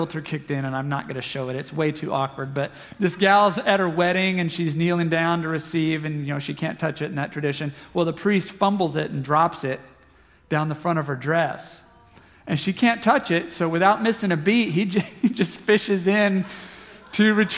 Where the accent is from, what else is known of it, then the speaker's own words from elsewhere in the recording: Southeast Kansas, United States; I'm from Southeast Kansas